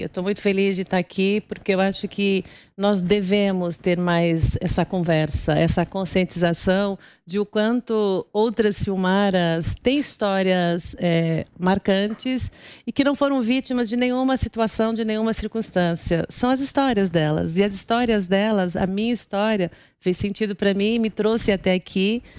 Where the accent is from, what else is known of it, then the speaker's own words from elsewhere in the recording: Guarulhos, São Paulo, Brazil; moved away as an adult; also born or lived in Recife / Brasília; eu sou de Guarulhos, eu nasci em Guarulhos